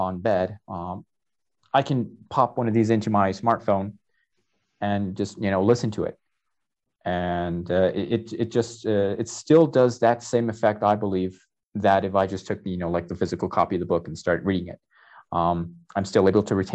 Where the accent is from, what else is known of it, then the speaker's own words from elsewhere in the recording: New Jersey, United States; moved away as an adult; now in Tlaxcala, Mexico; I'm a native from Jersey. I grew up near a lot of bookstores over there